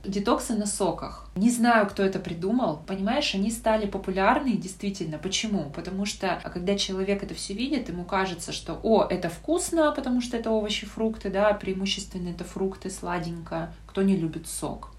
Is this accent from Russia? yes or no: yes; Yekaterinburg, Sverdlovsk Oblast, Russia; я из Екатеринбурга